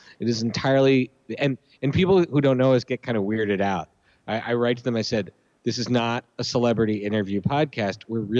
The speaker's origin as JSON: {"language": "English", "town": "Philadelphia", "region": "Pennsylvania", "country": "United States", "tie": "born there", "said": "My fandom is rooted in the fact that I was born in Philly."}